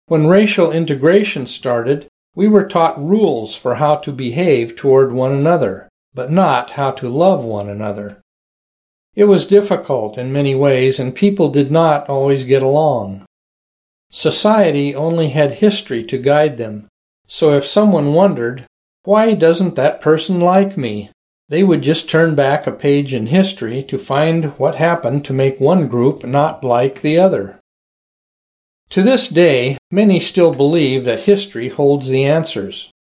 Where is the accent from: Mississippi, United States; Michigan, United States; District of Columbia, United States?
District of Columbia, United States; Washington; I grew up in Washington, D.C., back when we still had racial segregation